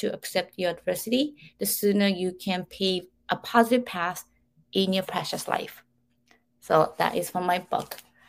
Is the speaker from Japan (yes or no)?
yes; Japan; moved away; I had experienced all these things growing up in Japan.